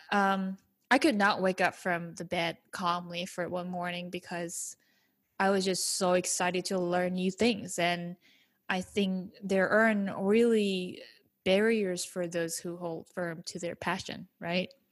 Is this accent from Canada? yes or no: no; South Korea; moved away; growing up in South Korea